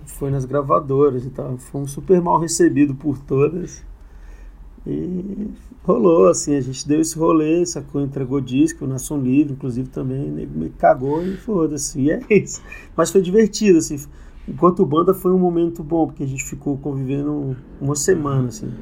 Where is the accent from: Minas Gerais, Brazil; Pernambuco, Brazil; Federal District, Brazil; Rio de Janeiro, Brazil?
Federal District, Brazil; Ceilândia; also born or lived in Taguatinga; eu cresci na Ceilândia, né? Mas uhum. eu estudei a vida inteira no SESI em Taguatinga